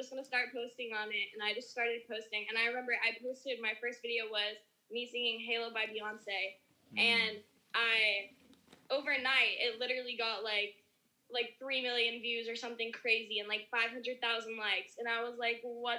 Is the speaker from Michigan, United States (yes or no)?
no; Dallas, Texas, United States; I grew up in Dallas, Texas